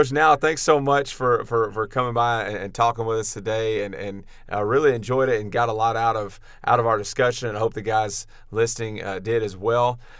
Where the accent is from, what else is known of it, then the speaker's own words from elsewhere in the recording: Kerrville, Texas, United States; you know I came from from Kerrville, where uh, you know.